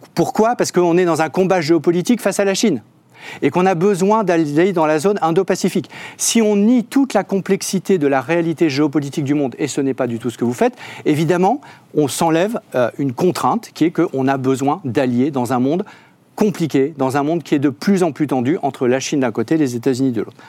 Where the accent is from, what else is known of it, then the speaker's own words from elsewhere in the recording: Hauts-de-France, France; la région des Hauts-de-France dont je viens